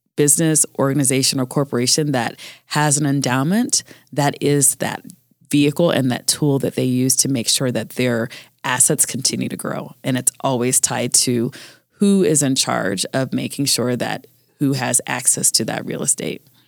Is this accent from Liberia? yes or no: no; Jamaica; also born or lived in Colorado; I'm Jamaican